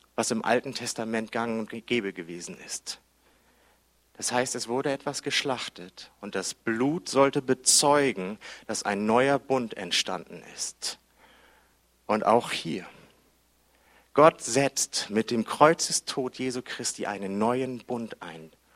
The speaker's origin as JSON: {"language": "German", "region": "Hamburg", "country": "Germany", "said": "ich bin Hamburger"}